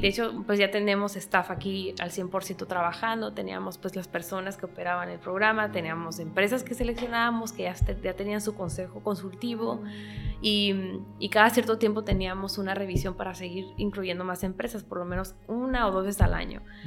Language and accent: Spanish; Mexico; yo soy mexicana